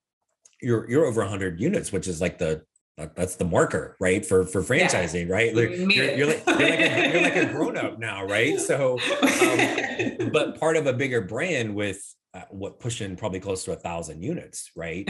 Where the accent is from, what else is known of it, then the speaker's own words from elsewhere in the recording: Indiana, United States; also born or lived in Florida; now in Arizona, United States; I grew up in Indiana, so and my family's all still there